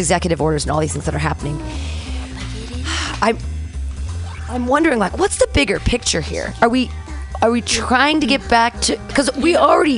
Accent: Danville, United States; I grew up in Danville and I was a rich person

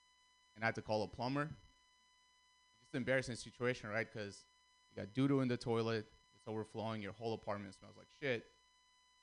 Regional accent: Russia; English is a second language; also born or lived in Armenia; now in United States; I grew up in Russia.

